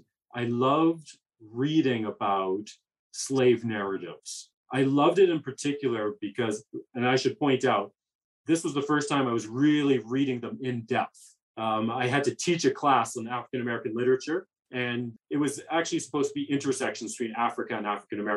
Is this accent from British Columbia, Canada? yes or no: no; Alberta, Canada; also born or lived in Calgary / Edmonton; I grew up in Alberta